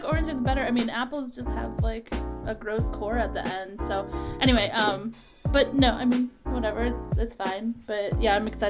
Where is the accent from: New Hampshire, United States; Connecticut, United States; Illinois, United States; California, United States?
Illinois, United States; Chicago; also born or lived in Florida; now in United Kingdom; I'm in my 12th day of quarantine. I just came from Florida. I'm originally from Chicago.